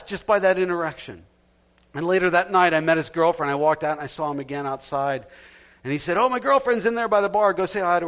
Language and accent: English; New Jersey, United States; growing up in New Jersey